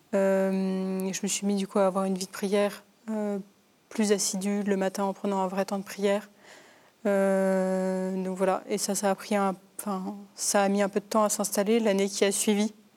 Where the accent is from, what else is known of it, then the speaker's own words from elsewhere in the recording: Paris region, Île-de-France, France; j'ai grandi du coup dans une famille en région parisienne